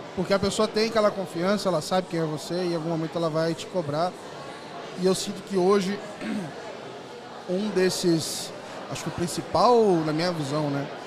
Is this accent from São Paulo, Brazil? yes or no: no; interior of Rio de Janeiro, Brazil; moved away; decidi retornar é, a morar no Rio. Eu, eu, resolvi morar no interior, lá na minha cidade natal.